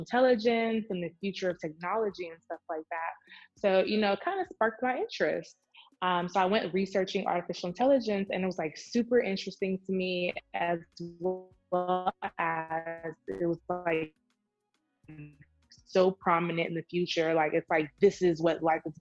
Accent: Nigeria; I'm Nigerian, but you know, I'm a brown Black minority

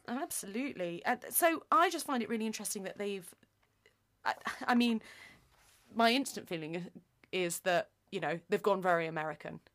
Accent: Nottingham, East Midlands, United Kingdom; we are both from Nottingham

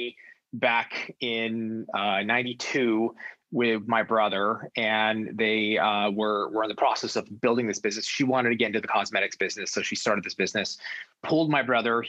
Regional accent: Los Angeles, California, United States; born or raised there; also born or lived in New York

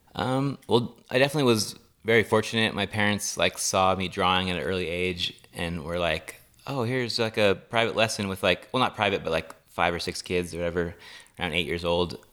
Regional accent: Los Osos, California, United States; Los Osos, California

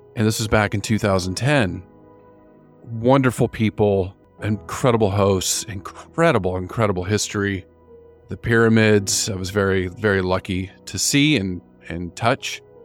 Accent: United States; moved away as an adult; also born or lived in Florida; now in New Zealand; growing up in the United States

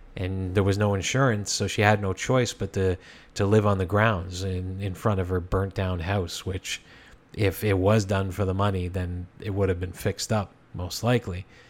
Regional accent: Hamilton, Ontario, Canada; when I was a child, growing up in the East End of Hamilton

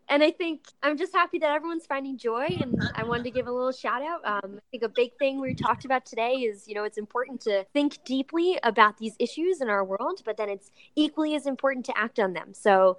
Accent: Long Island, New York, United States; I'm from, for those who don't know, I'm from Long Island.

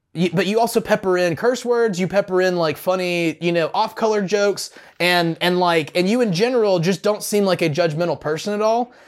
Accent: the South, United States; growing up in the South

